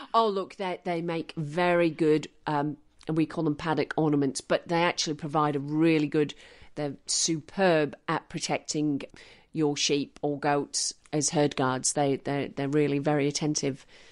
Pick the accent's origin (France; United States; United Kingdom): United Kingdom; Manchester, North West England; also born or lived in Western Australia; now in Stanthorpe, Australia; I grew up in Manchester